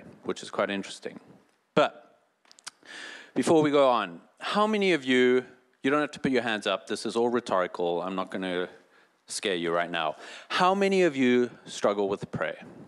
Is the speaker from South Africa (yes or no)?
yes; South Africa; moved away; I'm from South Africa